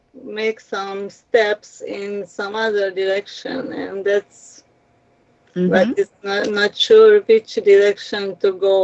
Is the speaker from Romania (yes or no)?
yes; Romania; now in Laval, Canada; refugees, as immigrants. We came here from Romania.